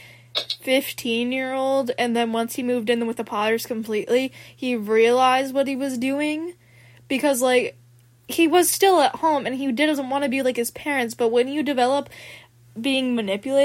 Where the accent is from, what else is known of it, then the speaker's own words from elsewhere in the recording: United States; I'm from the United States of America